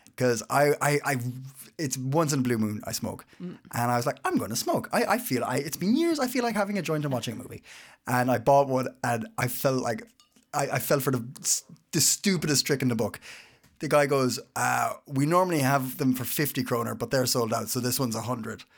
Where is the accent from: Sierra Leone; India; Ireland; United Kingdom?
Ireland; now in Copenhagen, Denmark; I'm Irish